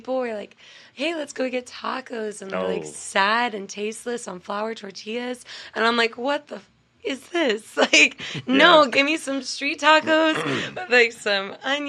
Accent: California, United States; I mean, it's still something else when I come back to my home state.

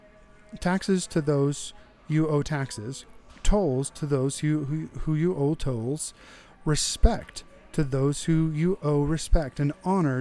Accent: United States

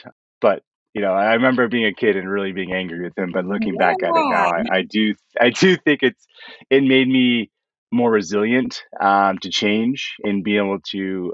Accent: California, United States; So I grew up mostly in California. We moved around a bunch as a kid

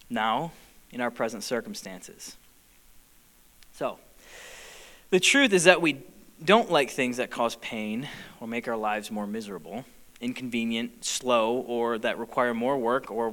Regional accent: United States; also born or lived in Michigan; we as an American culture, people group, American church

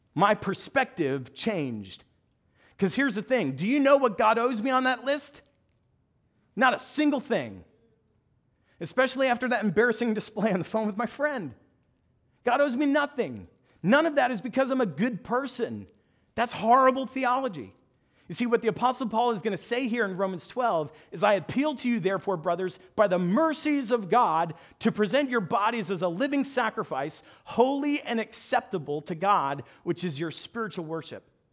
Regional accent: United States; moved away; also born or lived in New Jersey / Long Island; I'm a New Yorker.

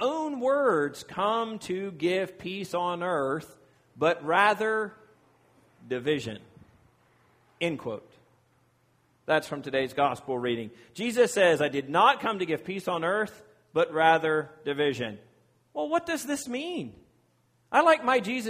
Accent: Virginia, United States; moved away; I'm from Virginia and I'm a proud Virginian

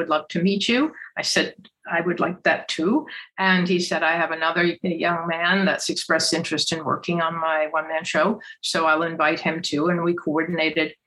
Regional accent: Providence, Rhode Island, United States; I'm from Providence, Rhode Island

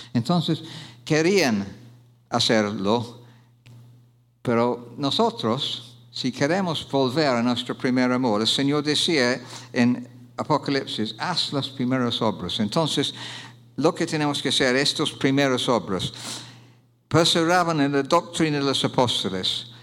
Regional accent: Oxford, South East England, United Kingdom; Spanish is a second language; moved away; Yo soy de Oxford Inglaterra

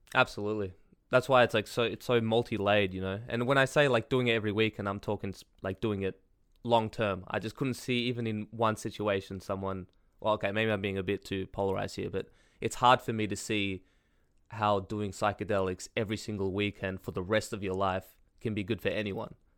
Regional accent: Australia; I'm Australian

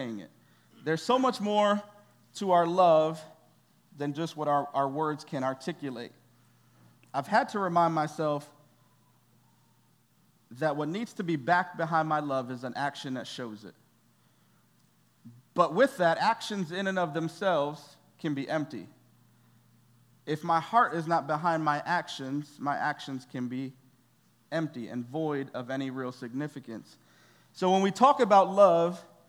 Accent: New York City, New York, United States; moved away as an adult; now in Peoria, United States; We were born and raised in New York City

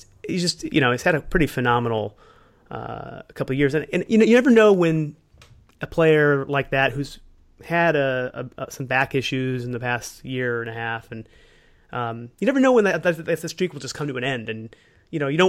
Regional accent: Cleveland, Ohio, United States; born or raised there

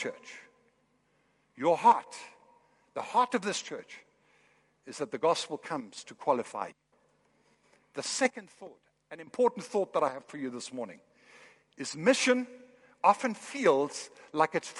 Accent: Kolding, Southern Denmark, Denmark; moved away; I'm from Northern Europe.

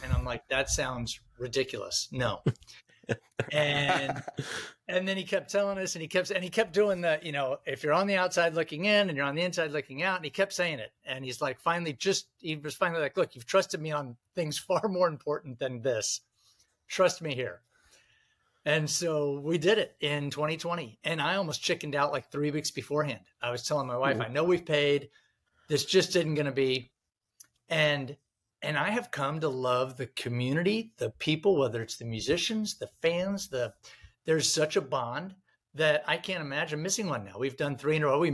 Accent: Gainesville, Florida, United States; my wife and I grew up in Gainesville, Florida

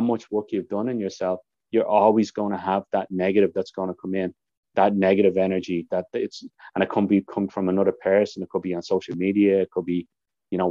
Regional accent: Ireland; now in Canada; people call me the Irishman. I became known as the Irishman

